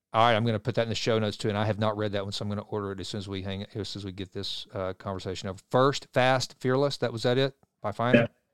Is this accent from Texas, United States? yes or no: yes; Sulphur Springs, Texas, United States; my hometown of Sulphur Springs, which I love and adore